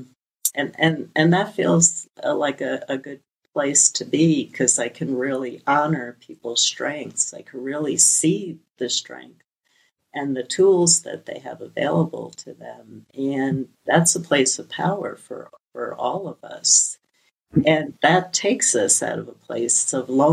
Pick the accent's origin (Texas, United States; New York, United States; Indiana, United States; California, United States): New York, United States; New York City; I come from Brooklyn, an immigrant family, just an amazing amount of tragedy